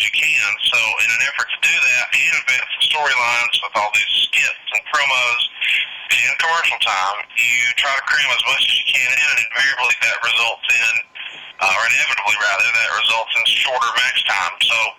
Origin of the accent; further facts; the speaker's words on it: the South, United States; I think growing up in the South, of course, tag team wrestling was always a big deal down here.